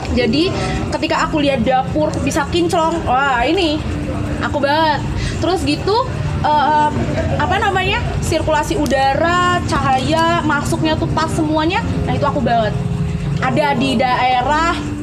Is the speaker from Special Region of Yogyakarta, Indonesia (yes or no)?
yes; Yogyakarta, Special Region of Yogyakarta, Indonesia; aku orang Jogja sendiri